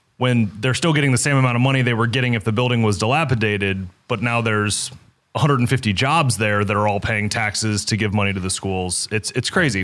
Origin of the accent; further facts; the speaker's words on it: Kansas City, Missouri, United States; I grew up in Kansas City.